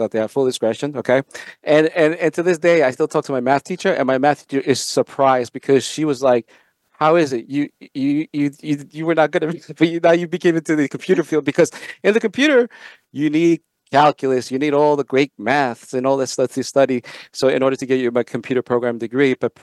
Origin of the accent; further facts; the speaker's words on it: Long Beach, New York, United States; also born or lived in El Salvador; I came here to New York, and I lived in Long Beach, New York